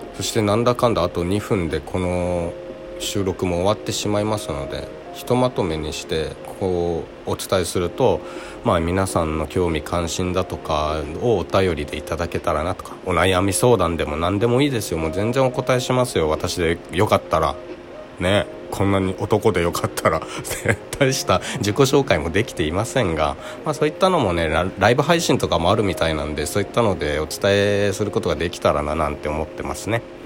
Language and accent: Japanese; Okinawa, Japan; この私が生まれ育った沖縄なんですけどね